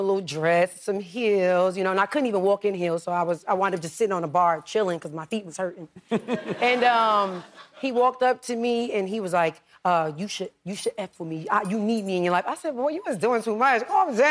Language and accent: English; New York City, New York, United States; I'm from Harlem